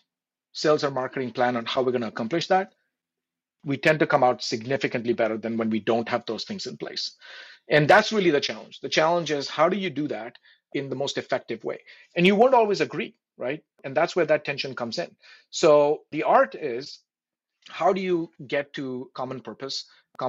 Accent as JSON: {"language": "English", "country": "India", "tie": "born or raised there", "moved": "yes", "said": "I grew up in India, and obviously India is very close to my heart"}